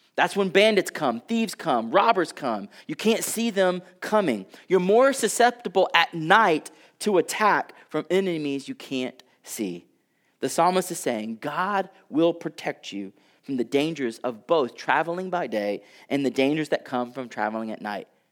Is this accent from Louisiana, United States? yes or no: no; Texas, United States; I come from Texas.